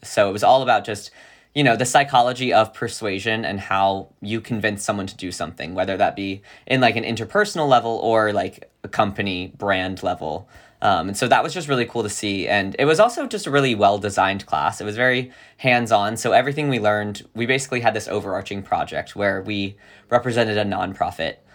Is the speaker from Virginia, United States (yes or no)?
yes; Virginia, United States; moved away as an adult; now in California, United States; a little boy in Virginia